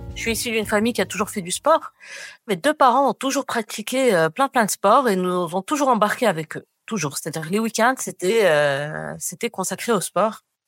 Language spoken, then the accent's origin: French; Rabat, Rabat-Salé-Kénitra, Morocco; also born or lived in Paris / Montréal; now in Casablanca, Morocco; J'ai grandi à Rabat. Euh, j'ai passé donc toute mon enfance à Rabat